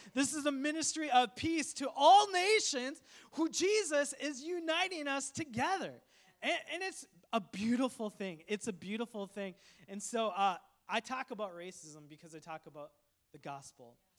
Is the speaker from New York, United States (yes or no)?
no; Coon Rapids, Minnesota, United States; English is a second language; also born or lived in Sri Lanka; I grew up in Coon Rapids, Minnesota. My family immigrated from a tropical island, Sri Lanka, to Minnesota in America in the wintertime